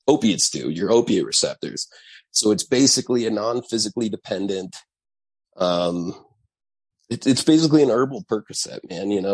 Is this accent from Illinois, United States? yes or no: no; Santa Fe, New Mexico, United States; I had a solstice cactus growing up in Santa Fe